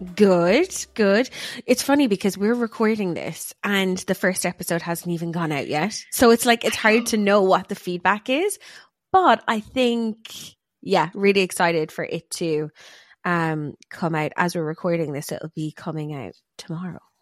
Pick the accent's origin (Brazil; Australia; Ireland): Ireland; we're both Irish, so we say our or is funny